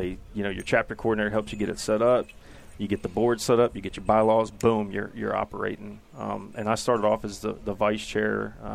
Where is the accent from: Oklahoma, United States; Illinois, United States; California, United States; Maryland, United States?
Maryland, United States; Actually born and raised in Maryland.